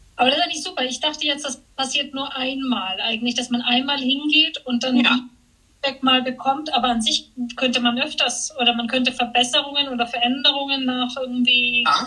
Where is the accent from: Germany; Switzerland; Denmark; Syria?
Switzerland; jetzt auch hier bei uns in der Schweiz